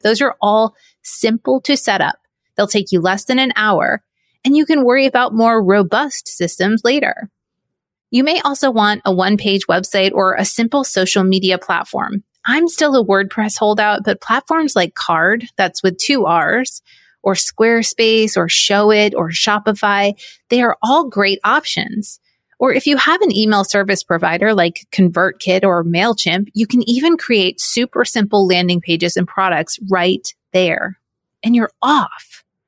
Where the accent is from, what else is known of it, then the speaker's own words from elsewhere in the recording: New England, United States; moved away as an adult; also born or lived in Syracuse, New York / Orlando, Florida; I grew up in New England